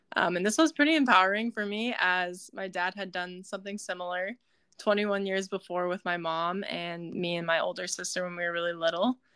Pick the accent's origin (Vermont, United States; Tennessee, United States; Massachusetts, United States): Tennessee, United States; Nashville; now in San Diego, United States; I'm originally from Nashville, Tennessee, where my parents live still